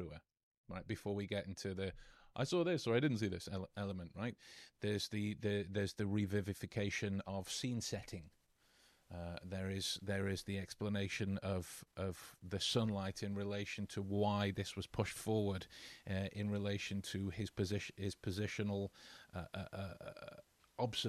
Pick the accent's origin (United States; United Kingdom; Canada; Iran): United Kingdom; England; as we English folks would say